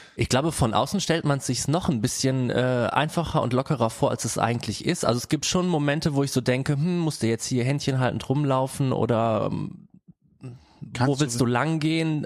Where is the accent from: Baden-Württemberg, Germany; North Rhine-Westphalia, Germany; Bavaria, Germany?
North Rhine-Westphalia, Germany; Bergheim; now in Cologne, Germany; komme eigentlich aus Bergheim und wir wohnen jetzt zu viert